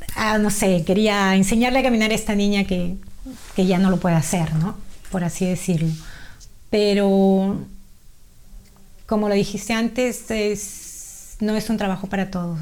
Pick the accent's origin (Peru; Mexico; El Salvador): Peru; now in Australia; nacida y criada en Perú, peruana, eh, felizmente casada con dos hijas maravillosas y con más de 30 años aquí en Australia